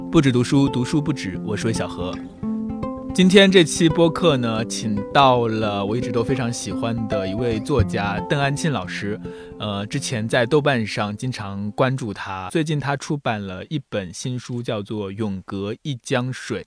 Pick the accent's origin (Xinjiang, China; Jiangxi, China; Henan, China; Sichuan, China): Jiangxi, China; first language Mandarin; 因为我祖籍是安徽，但是我是从小在江西长大的，所以呢，很奇怪，我就，也不会说安徽话，也不说，也不会说江西话，就只会说普通话